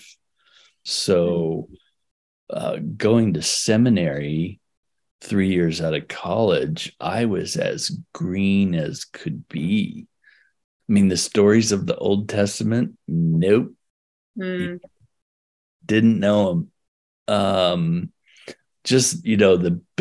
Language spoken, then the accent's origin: English; Oregon, United States; also born or lived in California; So we moved from California to Oregon when I was 6 weeks old